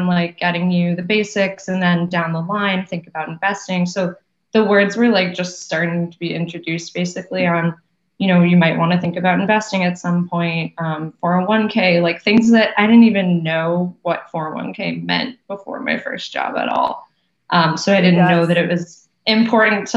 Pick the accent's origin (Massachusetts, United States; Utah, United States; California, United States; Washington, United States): Massachusetts, United States; Wellesley; moved away as an adult; now in New York City, United States; I'm from Wellesley also. I grew up, I've actually always lived in that town. So my parents still live there in the same house that I was born in.